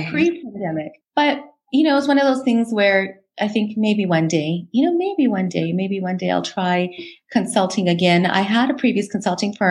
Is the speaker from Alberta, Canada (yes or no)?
yes; Alberta, Canada; Born and raised in Alberta. So I have spent my entire life here in this beautiful province